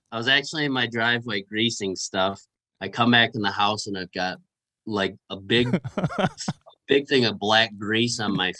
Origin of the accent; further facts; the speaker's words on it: Michigan, United States; now in Iowa, United States; I'm from Michigan